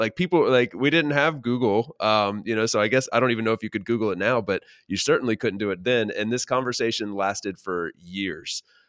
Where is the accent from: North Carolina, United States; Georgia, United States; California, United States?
North Carolina, United States; The city that I grew up in North Carolina